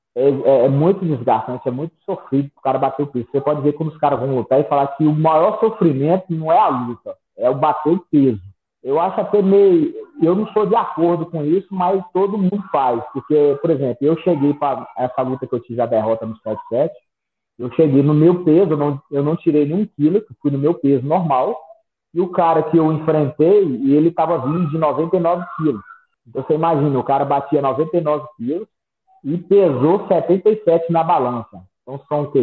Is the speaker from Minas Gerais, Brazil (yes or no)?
yes; Sete Lagoas, Minas Gerais, Brazil; also born or lived in Brasília; Eu, eu sou natural de Sete Lagoas, nascido e criado aqui